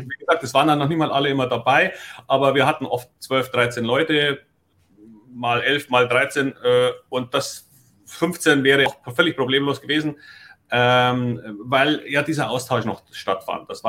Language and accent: German; Munich, Bavaria, Germany; now in Hamburg, Germany; man hört ja, dass ich nun kein Hamburger bin, sondern ich komme aus München. Und warum wechselt ein Münchner nach Hamburg?